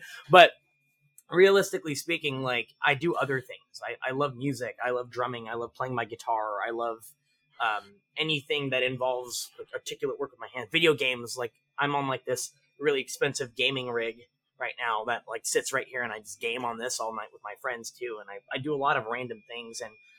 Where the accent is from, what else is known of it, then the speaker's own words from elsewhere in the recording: Philippines; I'm a I'm the Filipino Energizer Bunny.